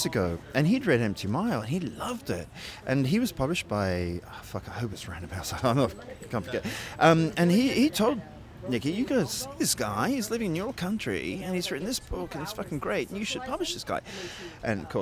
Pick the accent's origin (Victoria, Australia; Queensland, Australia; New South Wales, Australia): New South Wales, Australia; Sydney; moved away as an adult; also born or lived in England / United Kingdom; So I was born in England, and then we immigrated to Australia when I was about 6, and I stayed in Australia till I was about 19.